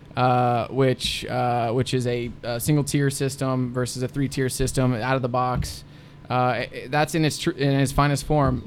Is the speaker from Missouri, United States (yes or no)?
no; Anderson Township, Ohio, United States; I'm from Anderson Township